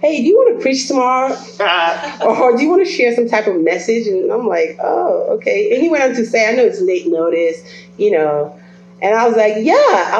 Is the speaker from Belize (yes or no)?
yes; Belize; moved away; I was born and raised in Belize, by the way, and my parents are Nigerian, so I come from a different culture.